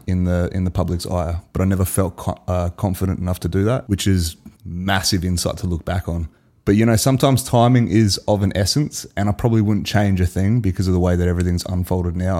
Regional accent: Adelaide, South Australia, Australia; we're two mates from South Australia, Adelaide

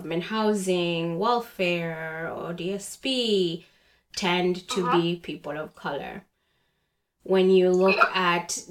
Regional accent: Uganda; born or raised there; moved away as an adult; now in Canada

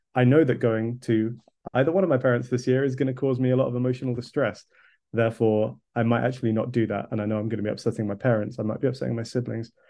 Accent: Kent, South East England, United Kingdom; now in London, United Kingdom; I'm currently living in London, but I grew up in Kent

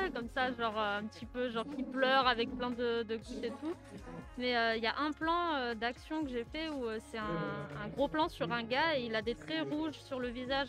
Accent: France; moved away; also born or lived in Akita, Japan; en tant que Français

